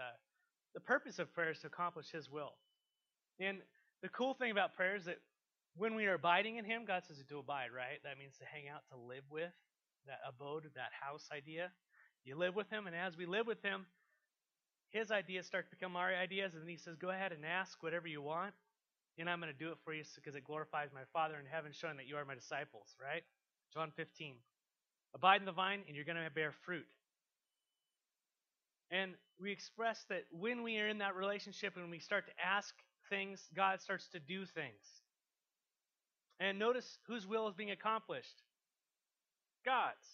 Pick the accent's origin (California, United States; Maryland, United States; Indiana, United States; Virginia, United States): California, United States; San Marcos; moved away as an adult; also born or lived in Escondido, California; now in Walla Walla, United States; I was born in San Marcos, California, and grew up and married my wife, moved to Escondido, California, 1 mile away